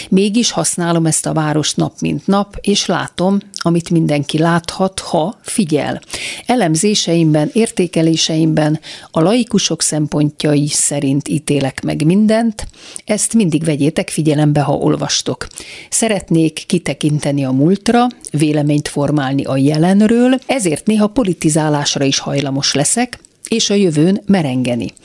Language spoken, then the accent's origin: Hungarian; Budapest, Hungary; az ELTE AJK e politológia szakos hallgatója. 1988-ban születtem a rendszerváltás hajnalán Budapesten a 12. kerületben. Ez ne tévesszem meg, egyetlen egy napot sem laktam Budán. Születésem óta Józsefvárosban lakom